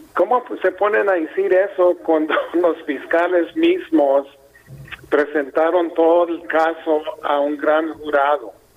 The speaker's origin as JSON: {"language": "Spanish", "country": "Mexico", "said": "Yo soy mexicano 100%"}